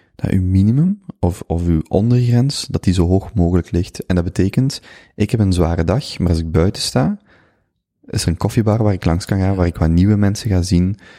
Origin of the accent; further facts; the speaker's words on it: Flanders, Belgium; moved away as an adult; also born or lived in Vienna / Germany / Brazil; ik voel mij Vlaming